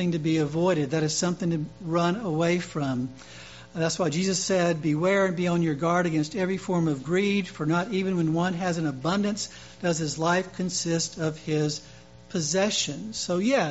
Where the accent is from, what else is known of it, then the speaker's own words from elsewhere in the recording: Louisiana, United States; Mardi Gras in my home state